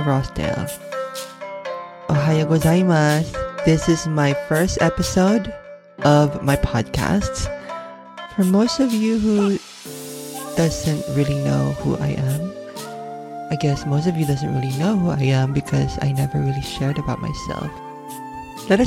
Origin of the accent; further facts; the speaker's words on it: Manila, Metro Manila, Philippines; I was born and raised in Manila, Philippines